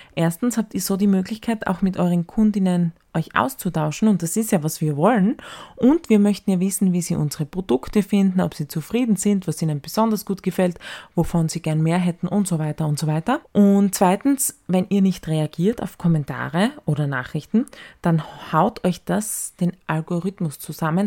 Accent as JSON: {"language": "German", "region": "Styria", "country": "Austria", "said": "weil wir sind Steirer"}